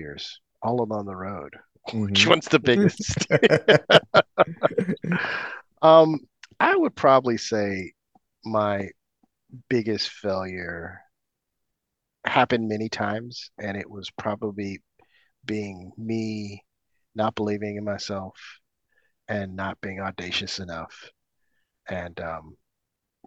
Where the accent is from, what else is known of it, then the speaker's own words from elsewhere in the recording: Oakland, California, United States; moved away as an adult; also born or lived in Tokyo, Japan; now in Los Angeles, United States; I grew up in Oakland, California, in the 80s, I lived there probably until what, my early 30s